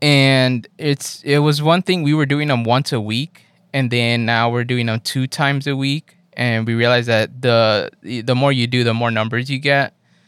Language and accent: English; Los Angeles, California, United States; I area moved around a lot, though, but I grew up in MacArthur Park mostly. As a teenager, Echo Park. As a kid, actually, like in middle school, it was like middle school was MacArthur Park.